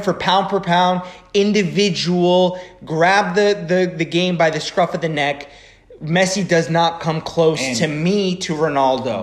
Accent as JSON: {"language": "English", "town": "Frederick", "region": "Maryland", "country": "United States", "tie": "born or raised there", "said": "I grew up most of my most of my adolescence. I grew up in Frederick, Maryland"}